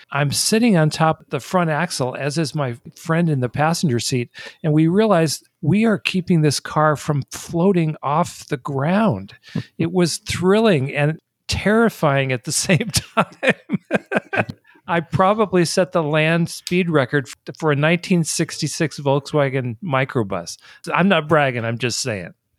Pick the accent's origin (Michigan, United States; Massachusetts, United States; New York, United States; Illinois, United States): Michigan, United States; Detroit; moved away; also born or lived in East Coast / Los Angeles, California; one of the things that defines me and cars is the fact that I grew up in Detroit. I was born on the East Coast. My parents moved to Detroit before I was one year old